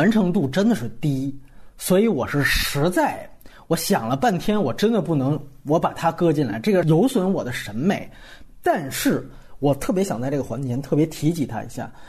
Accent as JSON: {"language": "Chinese", "region": "Guangdong", "country": "China", "said": "比如说我们潮汕人在外面这样的一个故事"}